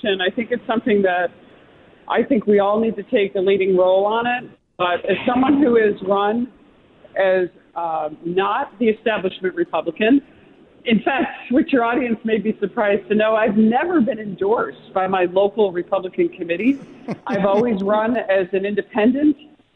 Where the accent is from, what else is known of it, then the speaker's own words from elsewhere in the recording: Utica, New York, United States; I'm born and raised in Utica area, live across the street from the house I grew up in.